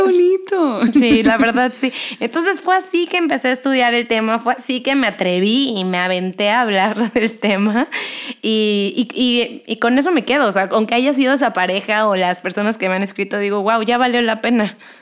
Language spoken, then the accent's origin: Spanish; Cancún, Quintana Roo, Mexico; moved away as an adult; also born or lived in Mexico City / Los Angeles, United States; yo nací en la Ciudad de México, crecí en Cancún, estudié aquí psicología, me voy a vivir a Los Ángeles